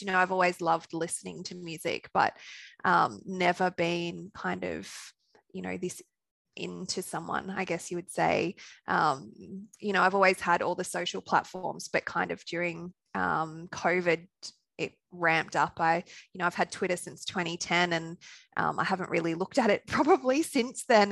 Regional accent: Australia; accent: Australian; also born or lived in Sunshine Coast, Queensland / Brisbane; from my accent, you could tell I'm Australian

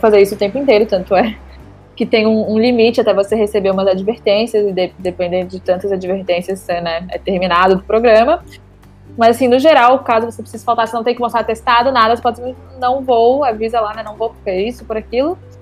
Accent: Brazil; moved away as an adult; now in Lisbon, Portugal

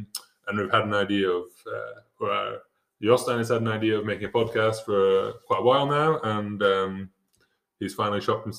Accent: United Kingdom; I'm a British cross country skier.

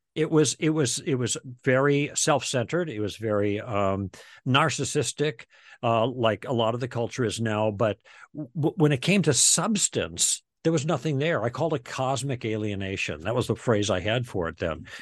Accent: Chicago, Illinois, United States; moved away as an adult; also born or lived in Michigan / Los Angeles; We're from the Midwest. We grew up in Chicago.

